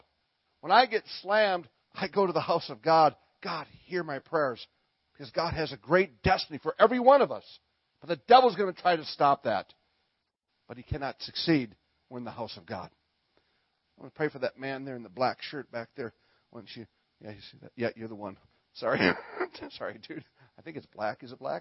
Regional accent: Minnesota, United States; I'm from Minnesota

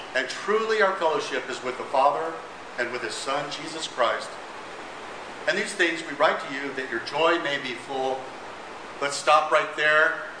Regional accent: Las Cruces, New Mexico, United States; We we grew up in New Mexico

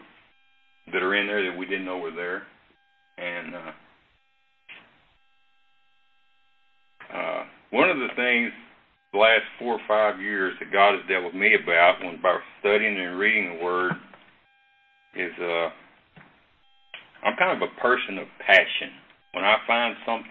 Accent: Brownwood, Texas, United States; I grew up in Brownwood

